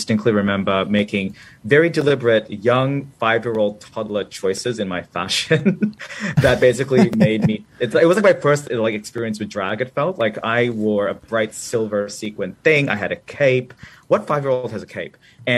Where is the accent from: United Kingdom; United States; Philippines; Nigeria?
Philippines; Manila, Metro Manila; born there; So as you just said, I was born in Manila, Philippines, and I was born during the Marcos dictatorship under martial law.